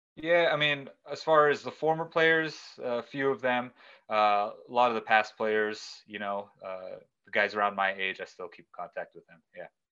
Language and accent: English; California, United States; born and raised in the United States in California